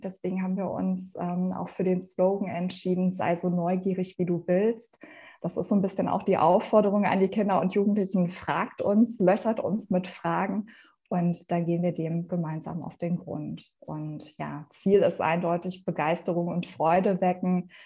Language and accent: German; Essen, North Rhine-Westphalia, Germany; also born or lived in Madrid / Bavaria; ich komme gebürtig auch aus Essen. Also Essen ist meine Heimatstadt. Ich bin hier aufgewachsen, ich bin hier zur Schule gegangen.